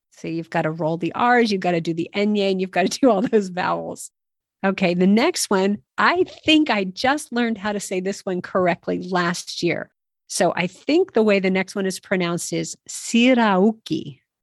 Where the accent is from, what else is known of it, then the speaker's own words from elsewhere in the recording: United States; as an American